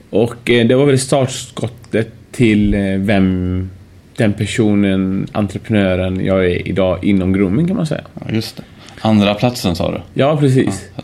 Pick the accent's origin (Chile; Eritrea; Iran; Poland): Iran; also born or lived in Uddevalla, Sweden; now in Sweden; jag är iranier vet du, vi, vi, får ju hår tidigt.